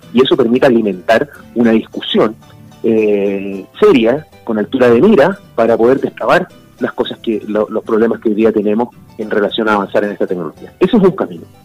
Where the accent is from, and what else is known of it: Chile